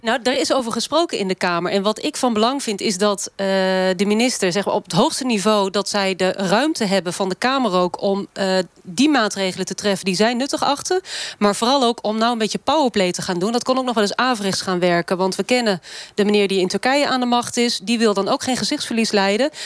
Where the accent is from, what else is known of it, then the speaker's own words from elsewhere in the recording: Kampen, Overijssel, Netherlands; Ik kom zelf uit Kampen